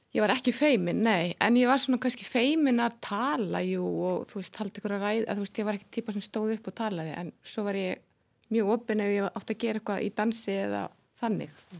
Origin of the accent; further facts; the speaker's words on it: Reykjavík, Capital Region, Iceland; ég fættist í Breitholdinu bjóð þar fyrstu nýju árin